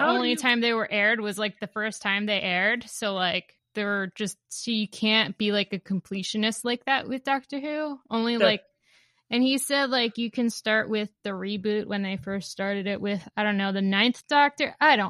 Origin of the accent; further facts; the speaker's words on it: United States; I'm American.